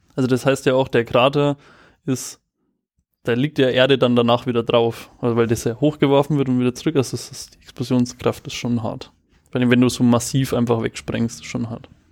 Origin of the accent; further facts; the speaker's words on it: Germany; als Deutscher